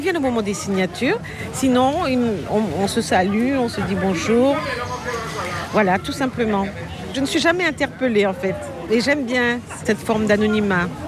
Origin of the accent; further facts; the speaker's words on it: Paris, Île-de-France, France; accent: Parisian; also born or lived in Guadeloupe; now in Marie-Galante, Guadeloupe; mon enfance euh, parisienne